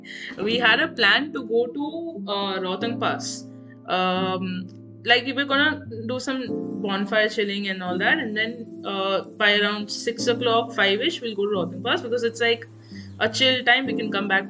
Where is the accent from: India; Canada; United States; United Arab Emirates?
India; South India; And we're from South India, so we can't adjust to something that cold.